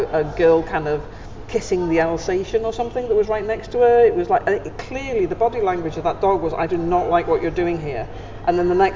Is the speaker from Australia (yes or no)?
no; United Kingdom; as a British person